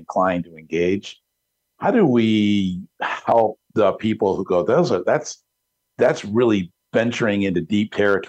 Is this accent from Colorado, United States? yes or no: no; Detroit, Michigan, United States; I'm from Detroit